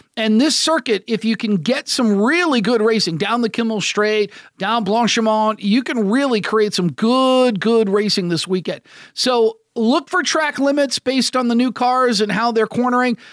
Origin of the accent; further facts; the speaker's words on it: United States; As an American broadcaster, I like being one of the few American broadcasters